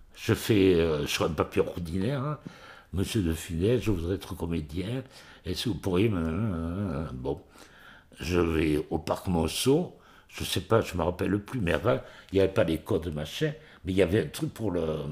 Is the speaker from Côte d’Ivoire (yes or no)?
no; Montpellier, Occitania, France; j'étais de Montpellier